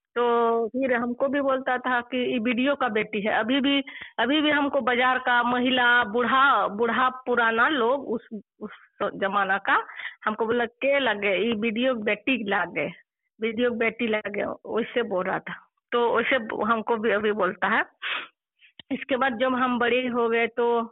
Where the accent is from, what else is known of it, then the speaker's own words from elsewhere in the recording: Bandarpani village, Dumka district, Jharkhand, India; also born or lived in Jhili (maternal home); मेरा गांव जो है बंदर पानी है और पोस्ट कोल्हा थाना काठीकुन जिला दुमका झारखंड से रहने वाली हूँ